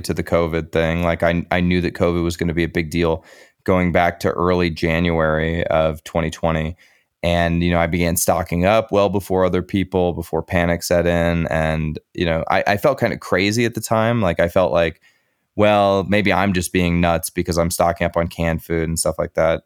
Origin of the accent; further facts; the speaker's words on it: United States; As an American